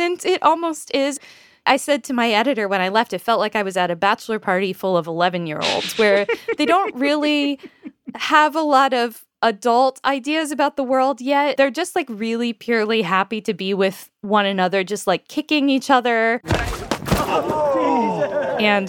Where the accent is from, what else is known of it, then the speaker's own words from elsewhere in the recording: United States; I am an American